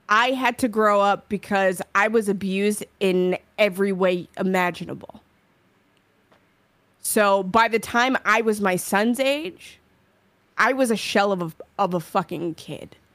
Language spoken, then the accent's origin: English; New York, United States; I'm from New York.